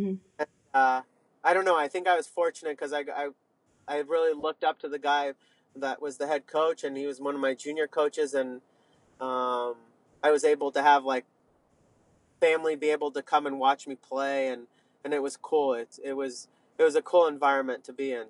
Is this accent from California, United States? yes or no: yes; Sonoma County, California, United States; moved away as an adult; also born or lived in Northeast United States; now in Northeast, United States; I grew up in Sonoma County